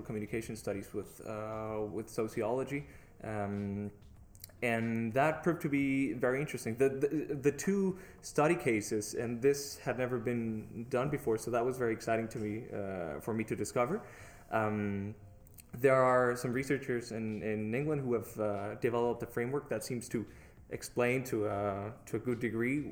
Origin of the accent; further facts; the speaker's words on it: Mexico; I come from Mexico